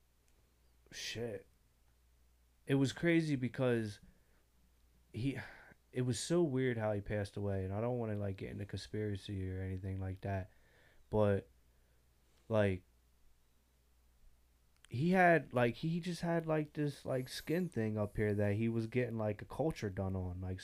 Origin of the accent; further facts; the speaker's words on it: Salem, United States; I come from Salem.